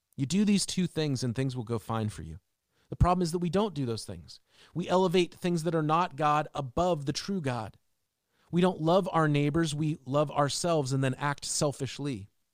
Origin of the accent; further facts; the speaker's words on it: Seattle, Washington, United States; As a kid growing up in Seattle